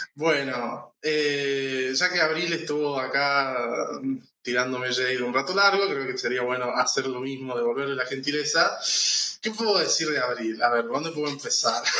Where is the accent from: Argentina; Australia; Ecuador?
Argentina; Santiago del Estero; also born or lived in Marcos Juárez; now in Córdoba, Argentina; nací en Marco Juárez acá, pero bueno, en fin, o sea, crecí en Santiago